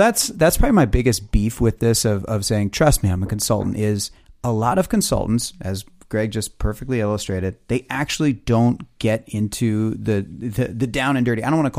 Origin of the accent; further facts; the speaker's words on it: Midwest, United States; We're from the Midwest. We don't know about the East Coast.